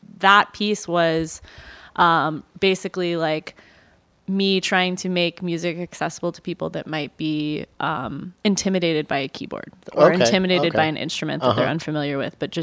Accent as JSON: {"language": "English", "town": "Washington", "region": "District of Columbia", "country": "United States", "tie": "born or raised there", "also_born_or_lived": "Olympia, Washington / Indonesia / Austin, Texas / Baltimore, Maryland", "moved": "as an adult", "said": "D.C. where I grew up"}